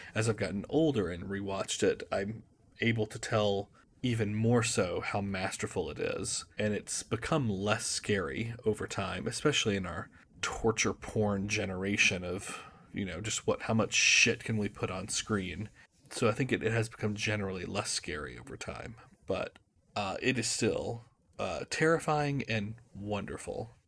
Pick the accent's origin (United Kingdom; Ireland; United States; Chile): United States; I'm an American living in Boston